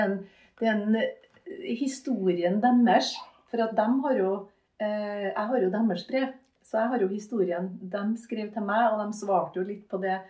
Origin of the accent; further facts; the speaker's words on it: Malvik, Trøndelag, Norway; Jeg vokste opp på Malvik, på Hundammeren.